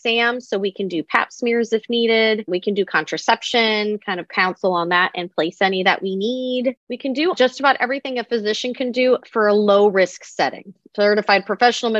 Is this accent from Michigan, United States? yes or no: no; San Diego, California, United States; also born or lived in Atlanta, Georgia; I was born and raised in San Diego